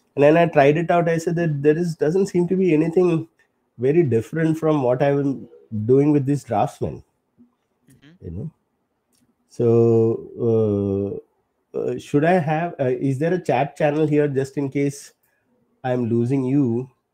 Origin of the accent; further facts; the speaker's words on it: Kerala, India; moved away; from my home state of Kerala. I'm from Kerala